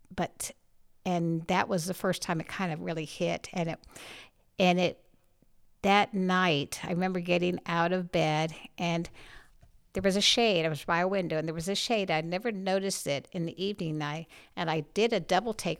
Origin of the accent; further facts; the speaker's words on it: St. Petersburg, Florida, United States; moved away as an adult; I grew up in Saint Petersburg, Florida